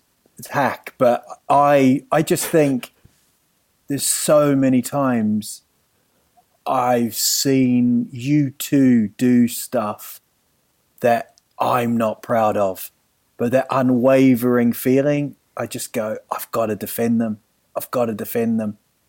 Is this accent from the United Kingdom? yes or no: yes; England, United Kingdom; born there; I was born in England, so that's fine.